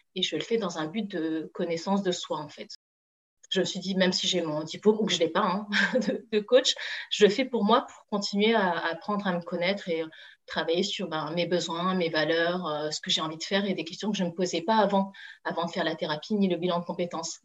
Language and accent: French; France; je suis d'origine chinoise, hein. moi, j'ai toujours grandi en France. Voilà, donc euh, je suis française